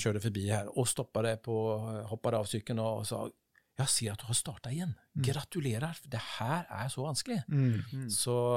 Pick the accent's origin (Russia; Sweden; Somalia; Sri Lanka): Sweden; Partille, Västra Götaland; Norwegian is a second language; moved away as an adult; also born or lived in Gothenburg; now in Oslo, Norway; jeg er oppvokst der i, Parti, Partille